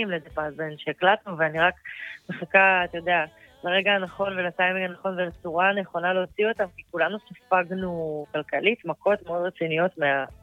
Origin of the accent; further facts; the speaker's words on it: Israel; also born or lived in Eilat; נולדתי מה... באילת, כן. אבל לא גדלתי שם. כאילו, ההורים שלי התגרשו והייתי כזה כל הזמן על קו אה, מרכז-דרום.